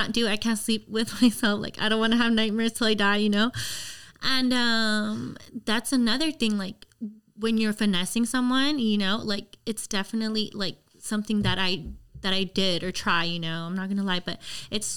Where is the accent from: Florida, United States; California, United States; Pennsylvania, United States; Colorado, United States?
California, United States; Los Angeles; also born or lived in Glendale, California; From LA. Yeah. Okay. I grew up in Lincoln Heights